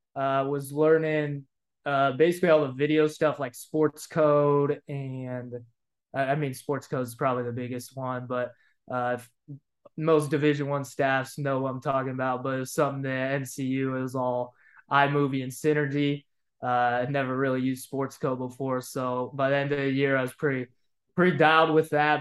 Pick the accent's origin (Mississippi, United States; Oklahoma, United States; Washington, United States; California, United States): California, United States; Bay Area; moved away as an adult; I was from the Bay Area